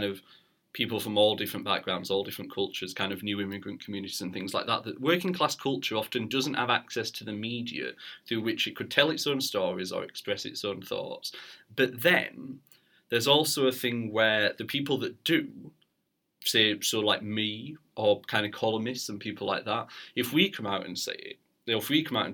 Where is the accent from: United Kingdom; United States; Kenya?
United Kingdom; Barnsley, Yorkshire and the Humber; moved away; I'm from Barnsley originally